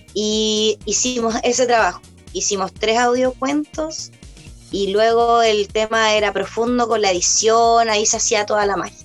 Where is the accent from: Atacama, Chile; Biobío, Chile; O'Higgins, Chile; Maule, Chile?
Biobío, Chile; Concepción; moved away as an adult; now in Cañete, Chile; Yo soy de Concepción